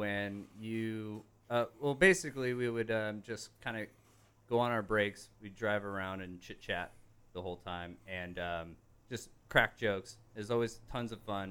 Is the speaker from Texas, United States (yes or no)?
no; Port Angeles, Washington, United States; Grew up on the mountain of Deer Park